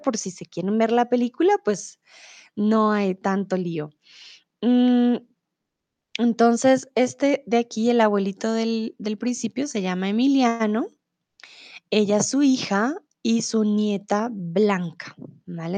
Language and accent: Spanish; Colombia; also born or lived in Mexico; now in Germany; soy de Colombia, comúnmente vivo en Alemania, pero ahora estoy en México